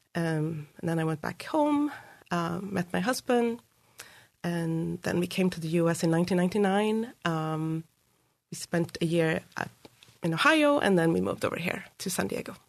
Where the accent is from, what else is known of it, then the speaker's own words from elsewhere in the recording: Uppsala, Uppsala County, Sweden; now in United States; So I grew up in Sweden, in, in Uppsala, which is a university town just north of Stockholm